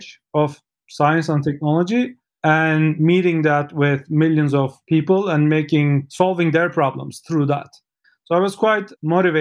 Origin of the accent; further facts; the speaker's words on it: Istanbul, Turkey; moved away; I'm from Istanbul, Turkey